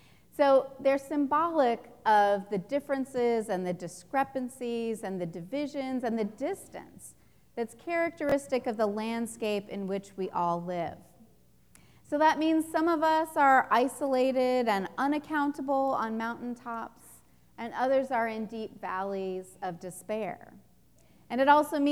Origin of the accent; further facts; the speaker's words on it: the American West, United States; I'm from the American West, and I grew up in suburbs